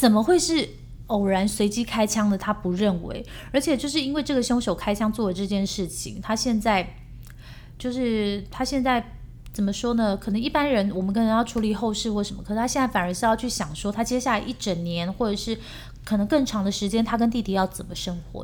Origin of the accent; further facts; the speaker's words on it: South Korea; 我们是来自东大门的民族啊